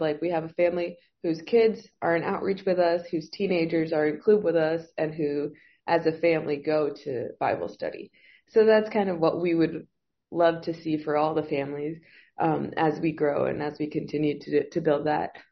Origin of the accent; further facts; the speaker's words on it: Monterrey, Nuevo León, Mexico; moved away as an adult; now in Reynosa, Mexico; I'm from Monterrey, so I live two hours away, like two hours south from Reynosa